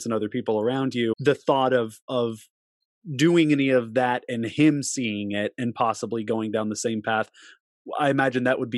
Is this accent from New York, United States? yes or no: no; Texas, United States; growing up in Texas